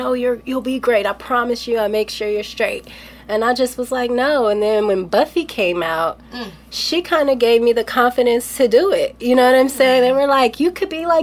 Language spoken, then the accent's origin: English; Los Angeles, California, United States; me growing up